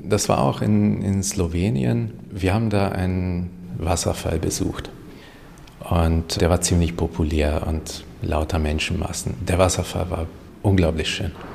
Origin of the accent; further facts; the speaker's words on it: Hungary; first language Hungarian; German is a second language; now in Germany; Ungarisch ist meine Muttersprache